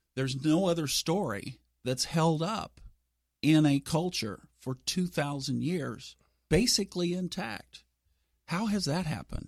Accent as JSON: {"language": "English", "town": "Tulsa", "region": "Oklahoma", "country": "United States", "tie": "born or raised there", "said": "what I grew up with in Tulsa, Oklahoma."}